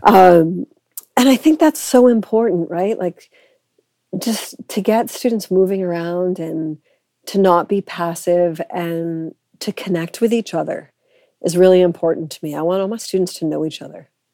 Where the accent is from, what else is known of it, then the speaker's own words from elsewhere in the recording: Boston, Massachusetts, United States; moved away as an adult; also born or lived in Edinburgh, Scotland / Cambridge, England; now in Canada; I am originally from Boston, which means that I'm kind of American